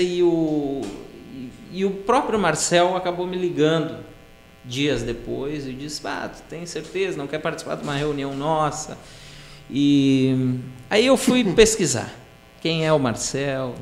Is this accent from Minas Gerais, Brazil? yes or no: no; Araricá, Rio Grande do Sul, Brazil; also born or lived in Estância Velha / Nova Hartz; eu nasci em Estância Velha, mas fui morar lá quando pequeno. Aí depois a mudança, fomos para Araricá, me criei em Araricá, sou da região Vale dos Sinos